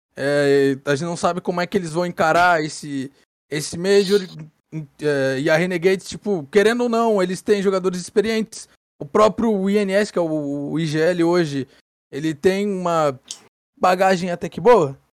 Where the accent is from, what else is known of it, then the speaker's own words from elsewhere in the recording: Brazil; eu como um bom brasileiro